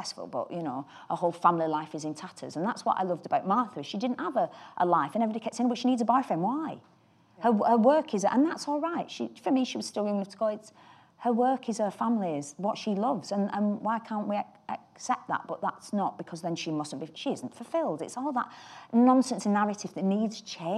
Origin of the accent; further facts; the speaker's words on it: United Kingdom; as a British woman